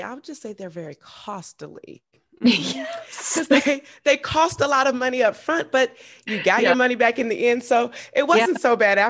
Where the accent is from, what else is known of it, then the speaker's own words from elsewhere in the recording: Augusta, Georgia, United States; I actually met her in my hometown.